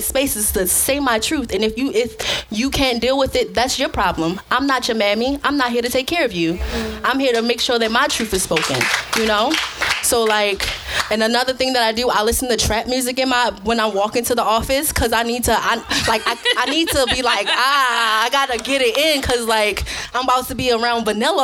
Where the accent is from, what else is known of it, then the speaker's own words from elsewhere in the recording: Baltimore, Maryland, United States; I'm from Baltimore